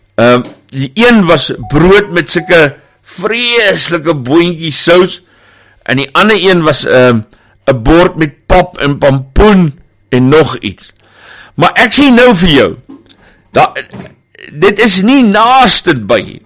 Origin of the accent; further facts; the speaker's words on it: Johannesburg, Gauteng, South Africa; En ek kom van Johannesburg af.